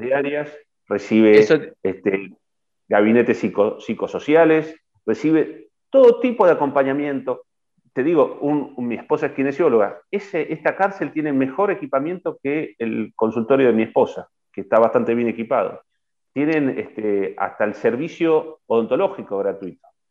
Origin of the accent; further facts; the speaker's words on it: Argentina; como argentinos